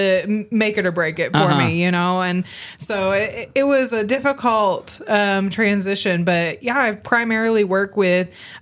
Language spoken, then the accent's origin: English; Arkansas, United States; also born or lived in New York; I'm originally from New York. We moved to Arkansas when I was one.